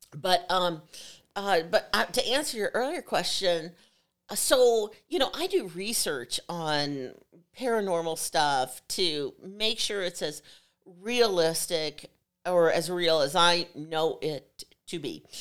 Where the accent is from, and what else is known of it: Evansville, Indiana, United States; born or raised there; moved away; also born or lived in Schererville, Indiana